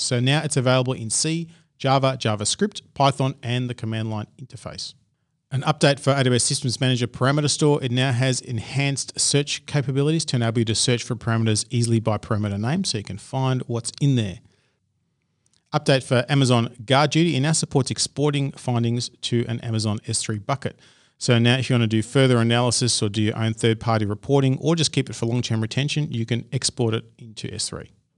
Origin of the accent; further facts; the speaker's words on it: Australia; accent: Australian; my crazy Australian accent